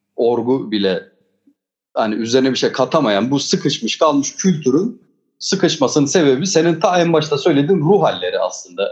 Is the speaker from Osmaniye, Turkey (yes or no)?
yes; Osmaniye, Turkey; Üçümüz de zaten hani Osmaniyeliyiz, Çukurovalıyız.